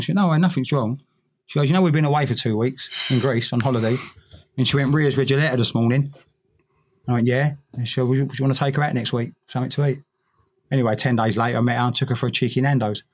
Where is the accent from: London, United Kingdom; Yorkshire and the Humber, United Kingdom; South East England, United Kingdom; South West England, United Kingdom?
London, United Kingdom; all these little boys growing up in East London